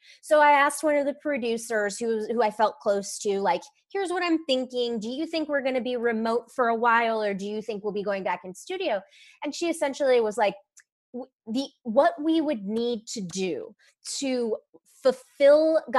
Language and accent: English; Georgia, United States; But I'm from Georgia originally. So yeah. Like I follow Georgia politics pretty closely.